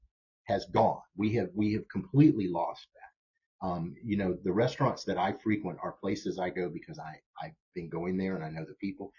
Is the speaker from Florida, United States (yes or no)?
yes; Jacksonville, Florida, United States; I grew up on Northside